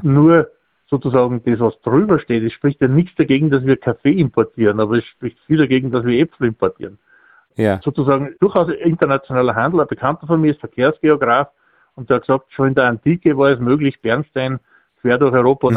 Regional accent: grassland area north of Salzburg, Austria; ich komme ja aus dem Grünlandgebiet nördlich von Salzburg

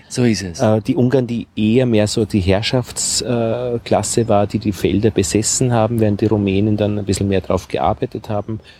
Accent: Vienna, Austria; vielleicht war ich einfach nicht die Zielgruppe als Wiener.

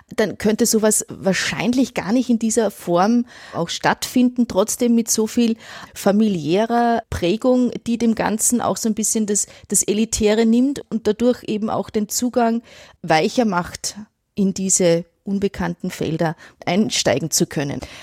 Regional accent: Innviertel, Upper Austria, Austria; now in Ulm, Germany; jedes Mal, wenn ich ins Innviertel fahre, also quasi in meine Heimat

